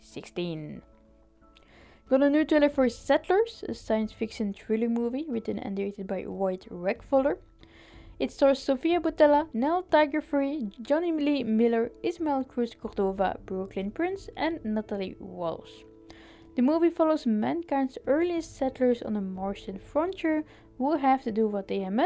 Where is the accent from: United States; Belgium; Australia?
Belgium; I'm from Belgium